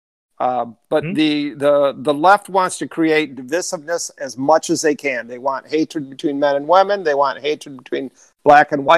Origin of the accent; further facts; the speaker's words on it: Detroit, Michigan, United States; I grew up in the Detroit area